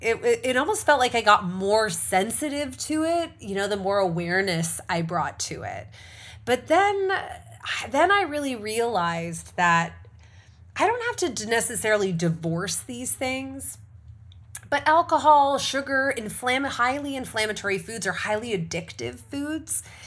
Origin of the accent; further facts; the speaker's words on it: Canada; for those of us who are Canadian or we're Canadian first